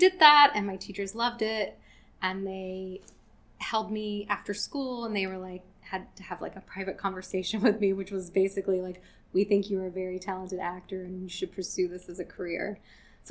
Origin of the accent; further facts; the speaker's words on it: Roanoke, Virginia, United States; moved away; I grew up in Roanoke, Virginia